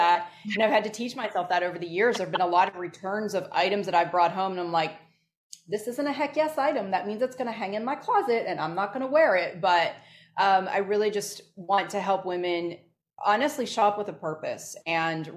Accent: Northeast, United States; I grew up in the Northeast

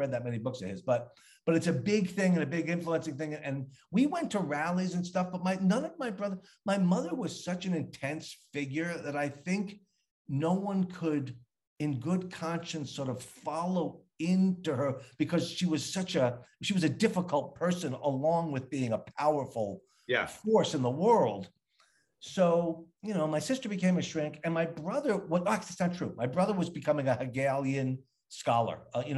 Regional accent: Long Island, New York, United States; I mean, I'm from Long Island, and then we moved to New York

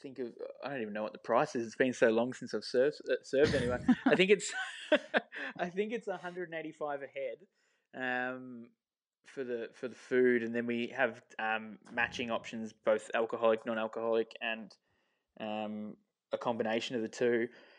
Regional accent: Beaconsfield, South East England, United Kingdom; growing up in Beaconsfield and being around the town for a long time

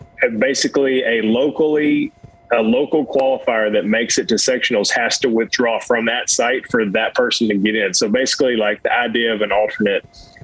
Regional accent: Tennessee, United States; also born or lived in Worcester, Massachusetts; Yeah, I was born in Worcester, probably 45 minutes south, maybe an hour or so, kind of give or take, obviously, with New England traffic. But, yeah, all my mom's side of the family's up there, near and dear, moved to Tennessee when I was 3.

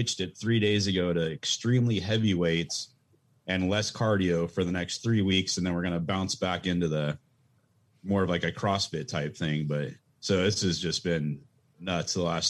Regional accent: Grants Pass, Oregon, United States; We're from Oregon, so I'm from Grants Pass

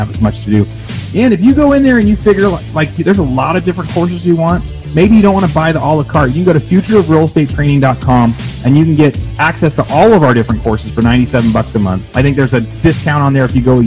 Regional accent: Southern Oregon, United States; growing up in Southern Oregon

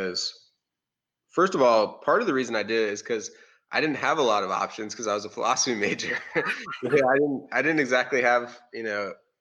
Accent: Baltimore, Maryland, United States; moved away as an adult; also born or lived in Iowa City, Iowa / North Carolina; I moved to Baltimore area after

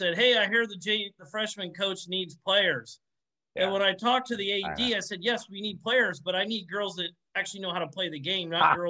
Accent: California, United States; I'm from Northern California.

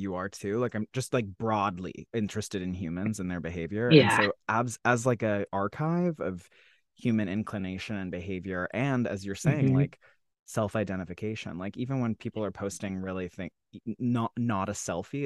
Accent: Salt Lake City, Utah, United States; I grew up in Salt Lake City, Utah too

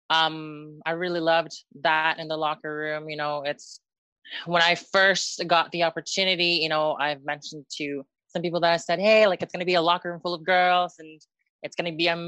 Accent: Philippines; because I'm Filipino, I guess I have to play that card.

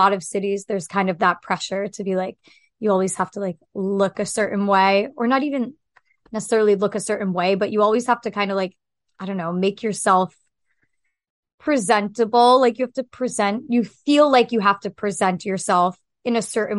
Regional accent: New Hampshire, United States; moved away; I'm from New Hampshire

